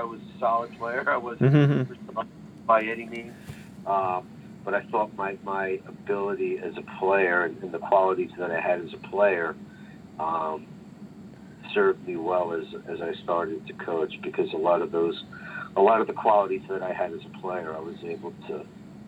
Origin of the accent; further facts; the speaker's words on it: New Jersey, United States; moved away as an adult; also born or lived in Vermont / New Hampshire; now in Pittsburgh, United States; I grew up playing in New Jersey at a very young age